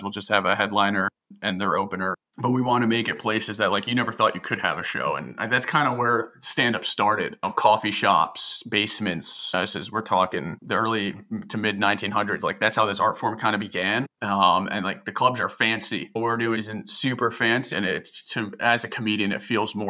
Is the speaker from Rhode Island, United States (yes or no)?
no; New Jersey, United States; now in Baltimore, United States; I'm from Jersey